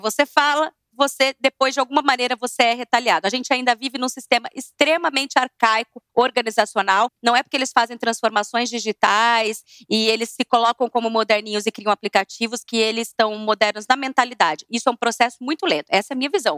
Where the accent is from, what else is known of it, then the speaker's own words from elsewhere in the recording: Vargem Grande do Sul, São Paulo, Brazil; eu também sou do interior, de Vargem Grande do Sul. Eu, gente, eu era de uma turma lá muito divertida